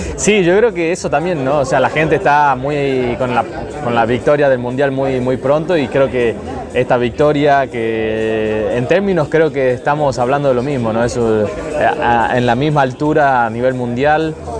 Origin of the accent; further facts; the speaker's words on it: Argentina; Somos argentinos